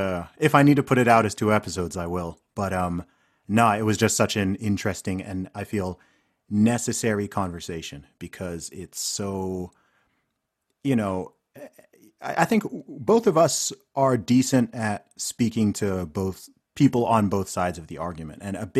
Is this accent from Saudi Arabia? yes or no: yes; Saudi Arabia; I grew up in Saudi Arabia with, you know, people from Texas and whatever.